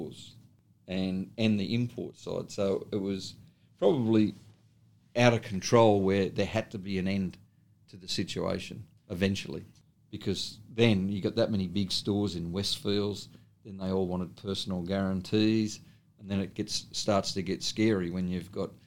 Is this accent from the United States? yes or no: no; Australia